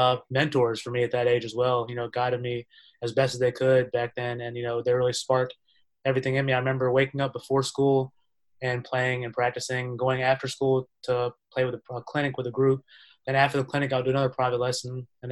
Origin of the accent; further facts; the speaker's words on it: New York City, New York, United States; born there; So I was born in the Bronx, New York. As you might have read a little bit, I kind of grew up all over the world. So it's hard for me to call one exact place my home.